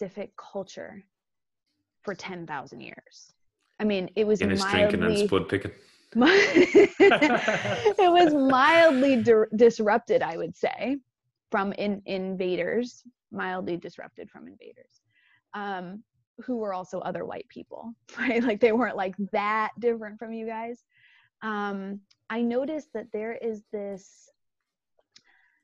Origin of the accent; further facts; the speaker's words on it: New York, United States; New York is my home. It's sort of where it's my identity